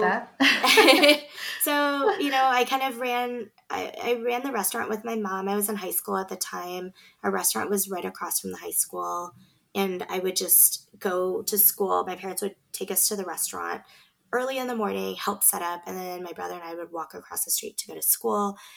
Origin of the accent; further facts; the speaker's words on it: Beaverton, Oregon, United States; we grew up in Beaverton